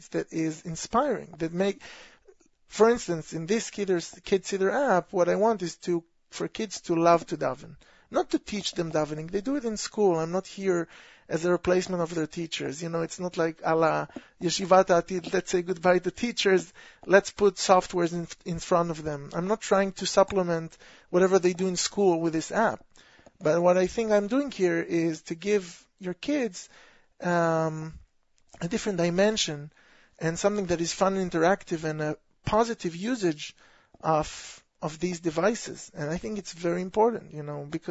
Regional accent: Israel; accent: Israeli; moved away; I come from Israel. my Israeli accent is pretty apparent.

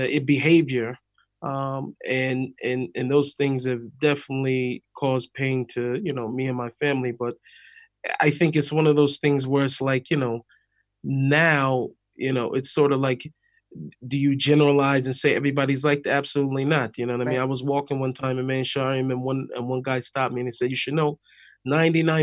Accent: West Coast, United States; moved away as an adult; also born or lived in Jerusalem, Israel; now in Beit Shemesh, Israel; I was on the West Coast, but I growing up, you know, primarily I grew up in the Jewish neighborhood

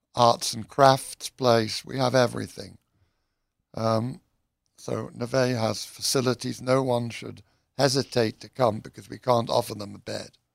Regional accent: United Kingdom; I'm British

